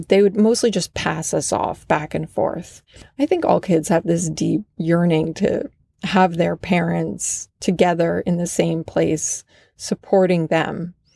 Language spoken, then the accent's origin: English; Vermont, United States; moved away; also born or lived in Los Angeles; Vermont, my home state